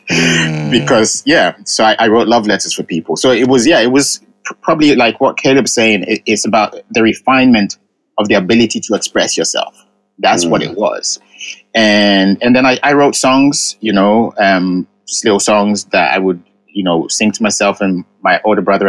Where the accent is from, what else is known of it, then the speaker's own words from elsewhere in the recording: England, United Kingdom; first language Ga; also born or lived in Ghana; I was born in England, but my parents raised me speaking Ga.